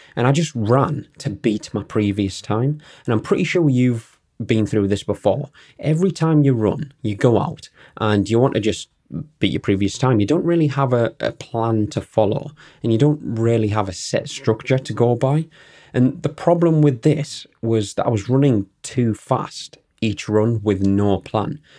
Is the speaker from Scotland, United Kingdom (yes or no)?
no; Newton Aycliffe, North East England, United Kingdom; I'm from Newton Aircliffe, which is a sm-, smallish town in County Durham.